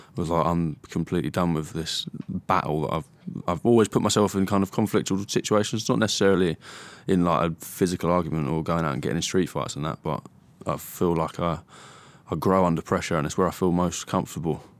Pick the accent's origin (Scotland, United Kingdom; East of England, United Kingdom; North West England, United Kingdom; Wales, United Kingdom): East of England, United Kingdom; Stevenage; I was born in Stevenage, Hertfordshire.